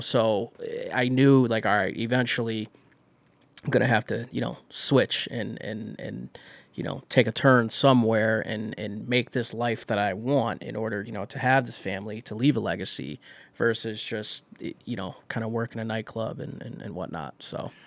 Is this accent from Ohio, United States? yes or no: yes; Elyria, Ohio, United States; also born or lived in Las Vegas, Nevada; now in Cleveland, United States; I grew up in Elyria